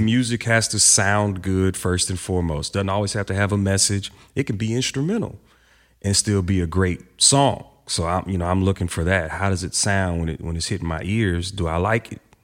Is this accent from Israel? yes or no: no; Houston, Texas, United States; Growing up in Houston